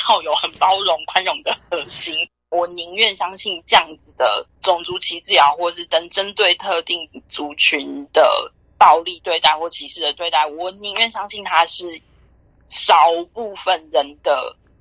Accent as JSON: {"language": "Chinese", "country": "Taiwan", "moved": "yes", "lives_now": "New York, United States", "said": "身为台湾人"}